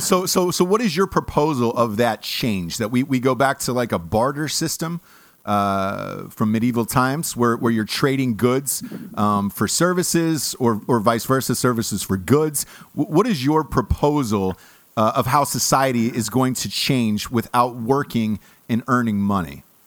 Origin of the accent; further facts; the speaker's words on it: Los Angeles, California, United States; I'm from Los Angeles